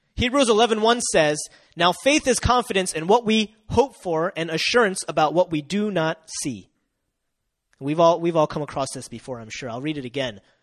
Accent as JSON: {"language": "English", "region": "Delaware", "country": "United States", "moved": "as an adult", "lives_now": "South Korea", "said": "Uh, I come from Delaware. It's very close to Philly"}